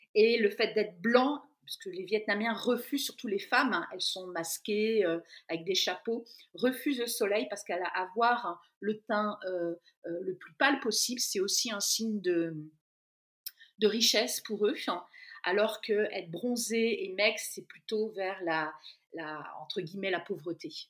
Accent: Brittany, France; moved away as an adult; also born or lived in central France; dans ma région d'origine, en Bretagne, au bord de la mer

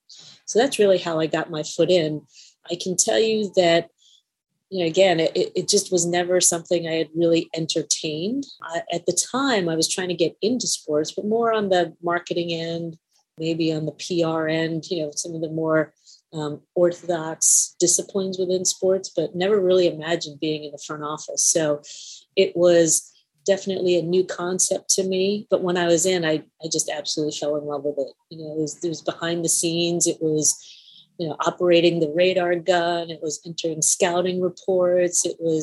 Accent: Queens, New York, United States; also born or lived in Indiana / New Jersey; I was born in Indiana, grew up in New York, though, Queens, Long Island, New Jersey. I went to high school in New Jersey

